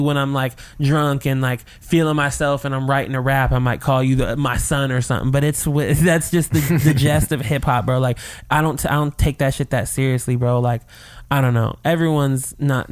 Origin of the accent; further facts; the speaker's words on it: Burien, Washington, United States; I'm from Berrien